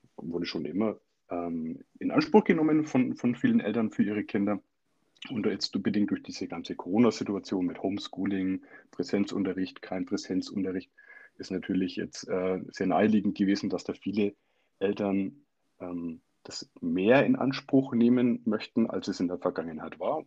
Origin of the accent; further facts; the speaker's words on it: Germany; bei uns in Deutschland